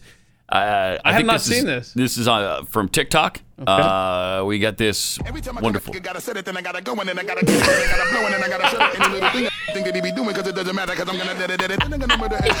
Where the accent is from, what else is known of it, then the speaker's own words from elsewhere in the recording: Montana, United States; When I was a kid, like, everything was legal in Montana